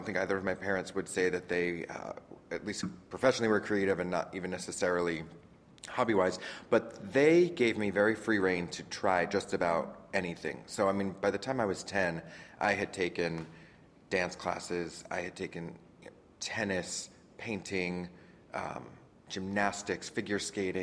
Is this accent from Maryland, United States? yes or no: no; Orange County, Southern California, United States; moved away as an adult; now in New York, United States; I grew up in Southern California in Orange County, just south of L.A. But I've been here now for about 14, 15 years.